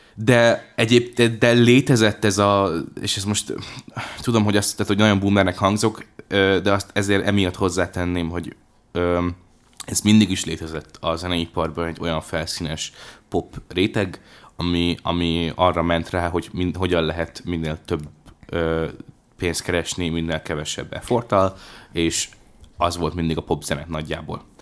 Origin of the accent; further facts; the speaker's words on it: Hungary; én vidéki gyerek vagyok